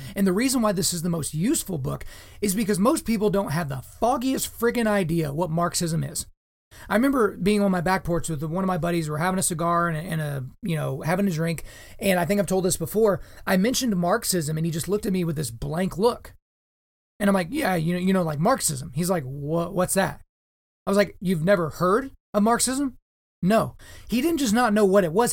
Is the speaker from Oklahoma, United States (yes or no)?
yes; Oklahoma, United States; as an Oklahoman, I learned about the Trail of Tears in Oklahoma history classes growing up